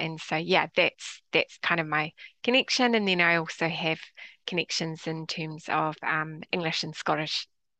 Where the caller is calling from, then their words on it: New Zealand; Well, I'm connecting in today from Aotearoa, New Zealand.